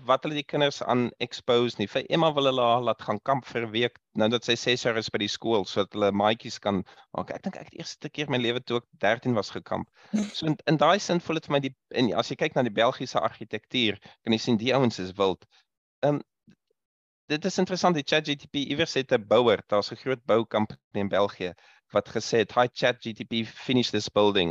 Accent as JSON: {"language": "Afrikaans", "town": "Pretoria", "region": "Gauteng", "country": "South Africa", "tie": "born or raised there", "moved": "as an adult", "said": "ek is meestal van Pretoria af. Ehm um, soos Rudolf gesê het, ons het saam daar groot geword vir jare en tot universiteit was ons daar."}